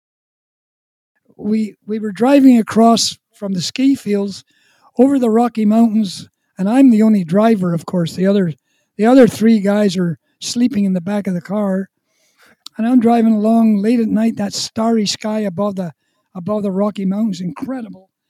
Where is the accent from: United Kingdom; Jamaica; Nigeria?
United Kingdom; Ballymena, Northern Ireland; also born or lived in Calgary / Prince Edward Island; now in Canada; we came from the town of Ballymena